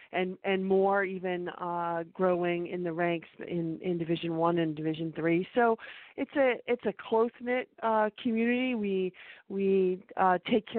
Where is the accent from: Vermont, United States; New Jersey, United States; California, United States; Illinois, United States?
Vermont, United States; Middlebury; moved away; also born or lived in Orono, Maine; I grew up in Middlebury, so I'm a small town Vermont